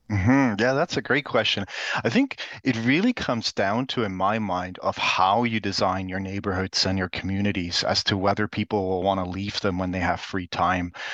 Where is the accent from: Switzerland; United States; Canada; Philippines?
Switzerland; moved away; I'm originally actually from Switzerland